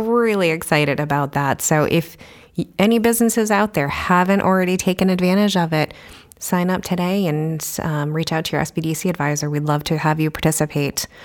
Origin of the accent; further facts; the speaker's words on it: New York, United States; moved away as an adult; also born or lived in New Hampshire; now in Keene, United States; I am not originally from New Hampshire. I am from New York, but I came up here, went to U N H